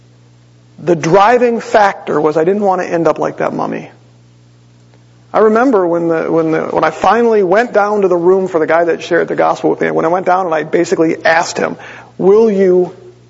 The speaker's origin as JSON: {"language": "English", "town": "Green Bay", "region": "Wisconsin", "country": "United States", "tie": "born or raised there", "said": "growing up, as we would drive the 6 hours from Green Bay"}